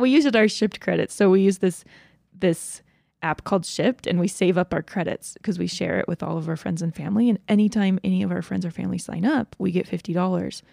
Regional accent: Georgia, United States; I grew up in Georgia

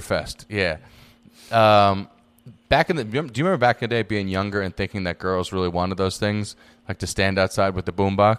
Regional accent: New York City, New York, United States; now in Los Angeles, United States; I'm from the Bronx

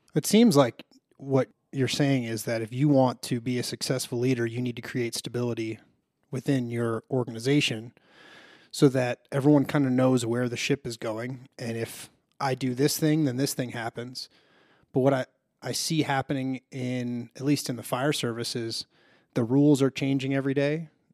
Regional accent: Chicago, Illinois, United States; moved away; I'm originally from Chicago

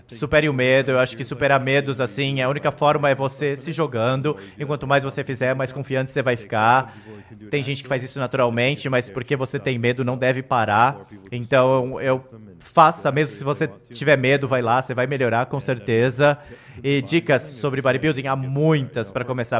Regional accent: Canada; now in Florida, United States; Eu sou do Canadá

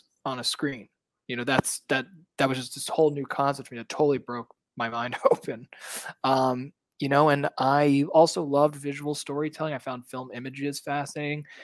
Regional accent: New York City, New York, United States; moved away as an adult; now in Los Angeles, United States; I'm from Brooklyn, New York. Yeah, originally. Okay. I've been in Los Angeles now for 10 years, but I am always a New Yorker at heart. I grew up in the city.

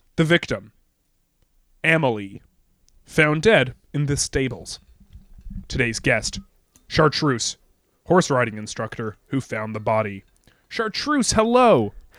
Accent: Toronto, Ontario, Canada; we're from Toronto

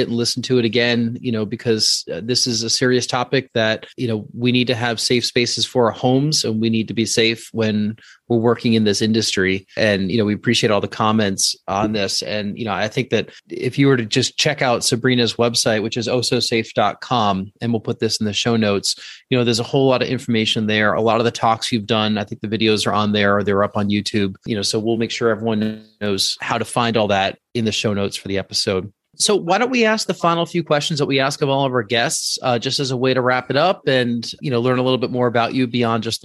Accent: outside New York City, United States; I grew up outside New York City

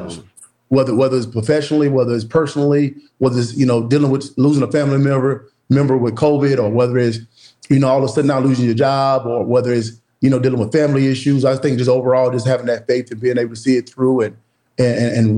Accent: Woodruff, South Carolina, United States; moved away; back in my hometown of Woodruff, South Carolina

